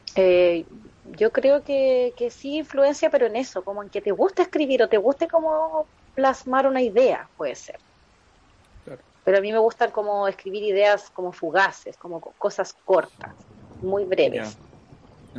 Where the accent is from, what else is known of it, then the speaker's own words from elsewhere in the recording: Concepción, Biobío, Chile; nunca he vivido en mis 34 años, nunca he vivido en otra ciudad, así que soy muy penquista